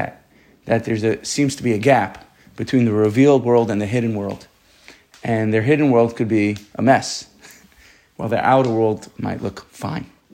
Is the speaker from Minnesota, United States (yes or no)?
no; New York City, New York, United States; I'm from Staten Island